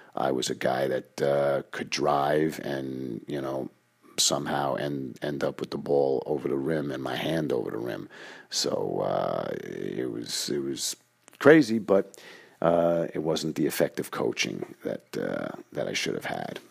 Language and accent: English; New York City, New York, United States; the way we grew up in Queens